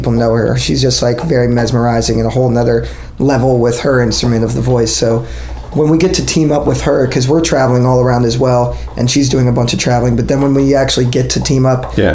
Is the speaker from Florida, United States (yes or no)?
yes; Orlando, Florida, United States; I'm from Orlando, so I went to Winter Park High School